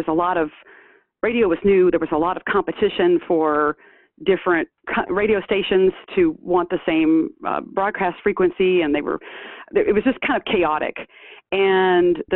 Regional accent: Shreveport, Louisiana, United States; moved away as an adult; also born or lived in Michigan; I'm from Shreveport, born and raised, as was my mother before me

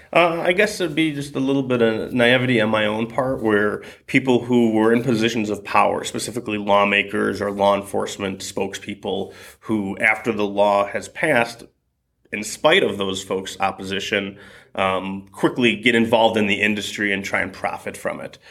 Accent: Springfield, Illinois, United States; also born or lived in Vancouver, British Columbia; I am from Springfield, Illinois

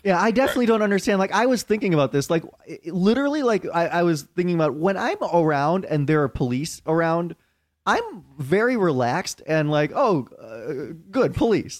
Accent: Chicago, Illinois, United States; moved away as an adult; now in New York, United States; I'm from Chicago

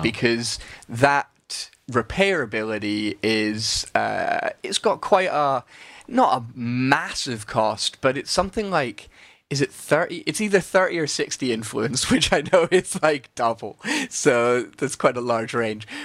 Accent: Scotland, United Kingdom; I'm Scottish

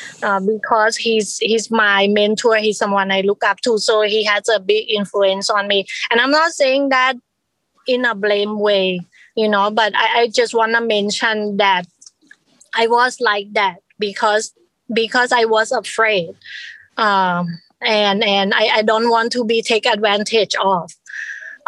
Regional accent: Thailand; now in United States; I immigrated from Thailand

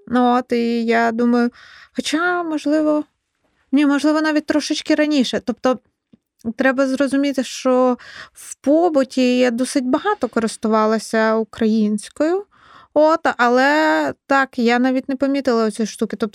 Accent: Kyiv Oblast, Ukraine; Е, так, я з Київщини, е, я вчилась в українській школі. На Київщині ми говорили на суржі.

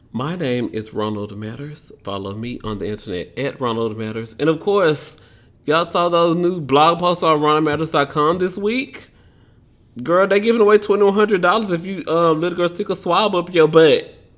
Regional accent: Memphis, Tennessee, United States; I'm from Memphis, Tennessee, country

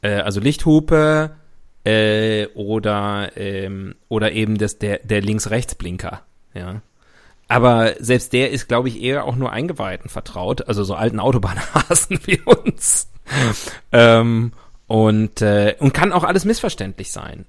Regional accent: Rhineland, Germany; Für mich als Rheinländer

